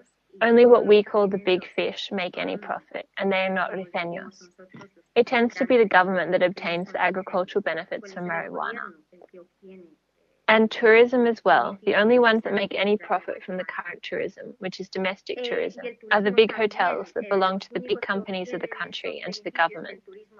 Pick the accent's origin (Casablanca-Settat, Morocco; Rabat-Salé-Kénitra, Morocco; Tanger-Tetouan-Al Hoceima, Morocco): Tanger-Tetouan-Al Hoceima, Morocco; Al Hoceima; English is a second language; also born or lived in Andalusia, Spain; now in Spain; I was born in the Rif in the city of El Hoceima